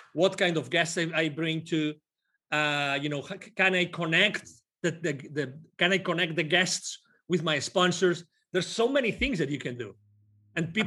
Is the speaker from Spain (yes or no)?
yes; Spain; moved away; I'm originally from Spain